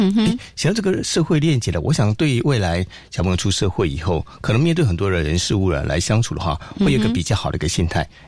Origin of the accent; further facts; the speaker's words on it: Yunlin County, Taiwan; also born or lived in Taipei; now in Kaohsiung, Taiwan; 我是云林人，然后去台北读书，然后现在在高雄教广播电台上班，